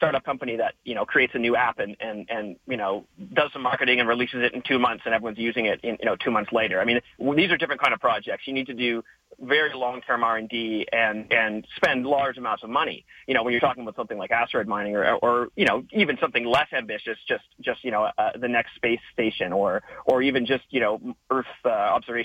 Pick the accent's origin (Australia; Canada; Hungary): Canada; as a Canadian